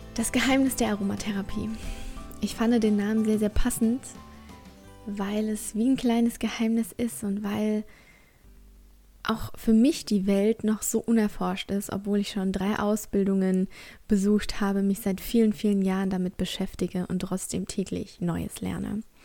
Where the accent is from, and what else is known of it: Germany; born or raised there